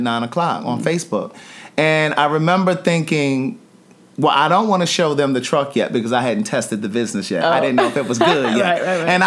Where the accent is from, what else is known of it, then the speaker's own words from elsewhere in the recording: Maryland, United States; I'm from Maryland.